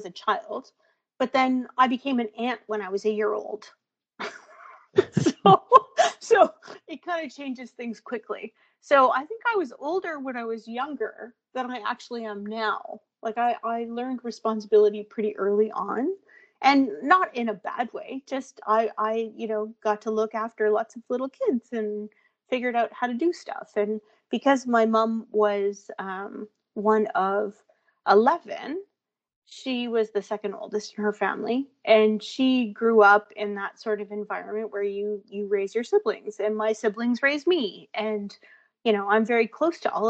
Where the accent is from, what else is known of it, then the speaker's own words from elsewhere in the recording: Thunder Bay, Ontario, Canada; moved away as an adult; Born and raised in Thunder Bay